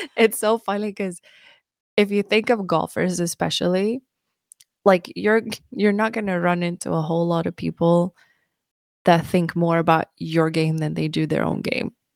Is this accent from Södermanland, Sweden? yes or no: yes; Mariefred, Södermanland, Sweden; English is a second language; moved away as an adult; also born or lived in Bloomington, Indiana / Tennessee; now in United States; I'm from a small town called Maria Fried in Sweden. Um, I grew up in Sweden and I moved to the U S when I was nineteen.